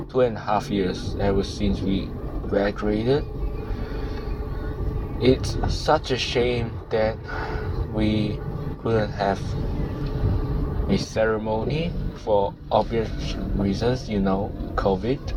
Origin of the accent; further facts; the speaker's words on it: Malaysia; moved away as an adult; also born or lived in United States; I could just study in my home country. I could just study in Malaysia.